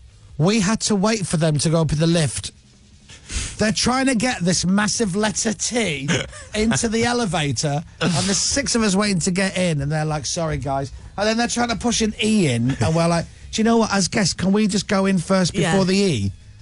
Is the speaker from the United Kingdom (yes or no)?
yes; United Kingdom; We're crazy British people.